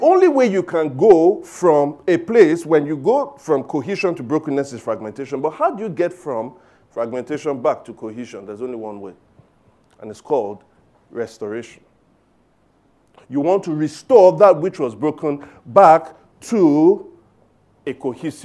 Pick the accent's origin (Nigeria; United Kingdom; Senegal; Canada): Nigeria; Lagos; I grew up in Surulere. In fact, in a place called Aguda. Surulere. All right, so Aguda Surulere, fantastic upbringing